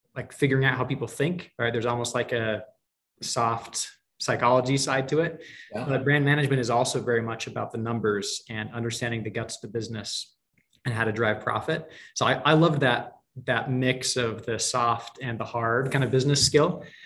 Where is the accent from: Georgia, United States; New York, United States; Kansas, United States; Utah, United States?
Utah, United States; I grew up here in Utah